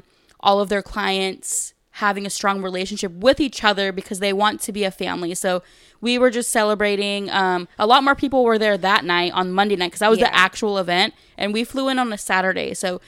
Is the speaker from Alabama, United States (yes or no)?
no; California, United States; The only question Gabe answered was where we're from, and he's like, we're from California, and that was literally it.